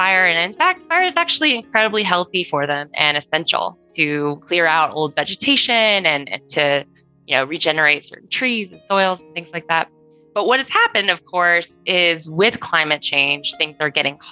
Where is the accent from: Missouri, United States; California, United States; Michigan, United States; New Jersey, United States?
California, United States; as a Californian